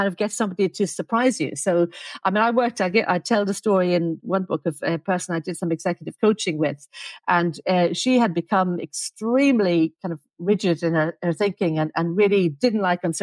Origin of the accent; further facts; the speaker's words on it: Dublin, Leinster, Ireland; also born or lived in Oxford; now in Adelaide, Australia; I grew up in Dublin